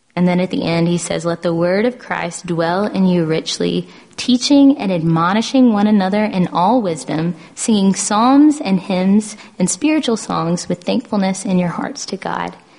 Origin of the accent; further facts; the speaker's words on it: the South, United States; growing up in the South in a Southern Baptist church